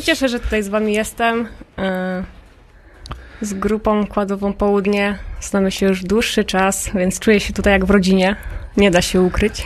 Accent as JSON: {"language": "Polish", "town": "Toruń", "region": "Kuyavian-Pomeranian Voivodeship", "country": "Poland", "tie": "born or raised there", "also_born_or_lived": "Podhale", "moved": "yes", "said": "I w Toruniu właśnie się urodziłam ja"}